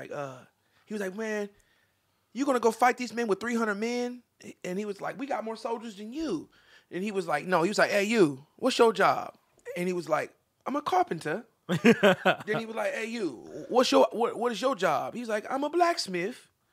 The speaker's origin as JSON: {"language": "English", "town": "Topeka", "region": "Kansas", "country": "United States", "lives_now": "California, United States", "said": "All the way in California. I'm from Topeka, Kansas."}